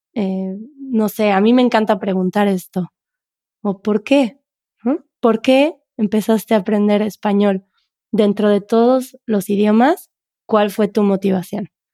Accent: central Mexico, Mexico; first language Spanish; tenemos esta ilusión de que en México no tenemos un acento en el centro de México

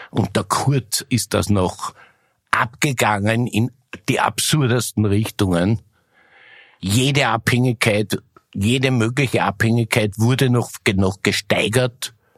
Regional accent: Austria; Ich bin nämlich auch aus Österreich

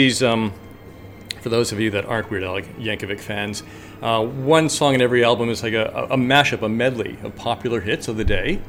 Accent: Alberta, Canada; moved away as an adult; also born or lived in Vancouver, Canada; now in Adelaide, Australia; I grew up in Alberta, Canada.

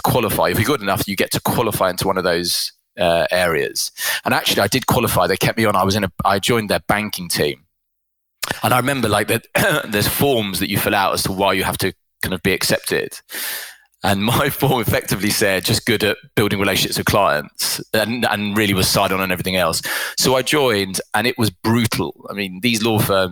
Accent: London, United Kingdom; I grew up in London and have lived in the UK my whole life

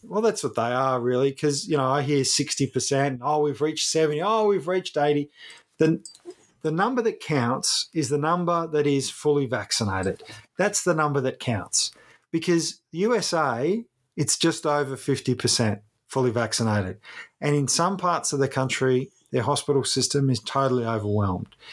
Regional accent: Ballarat, Victoria, Australia; moved away; My hometown of Ballarat, where my family lives

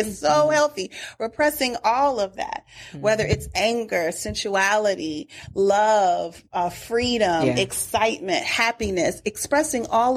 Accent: Louisiana, United States; I'm from Louisiana

